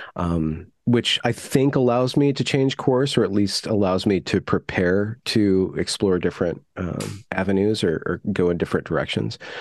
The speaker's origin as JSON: {"language": "English", "country": "United States", "tie": "born or raised there", "said": "as an American growing up"}